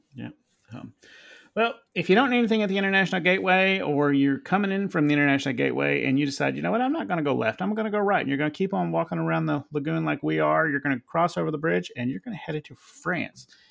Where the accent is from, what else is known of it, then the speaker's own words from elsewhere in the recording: United States; we're American